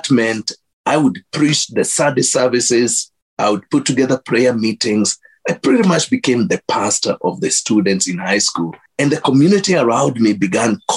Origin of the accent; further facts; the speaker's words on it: Kenya; moved away as an adult; now in Minnesota, United States; growing up in Kenya, my mom taking me to a Baptist church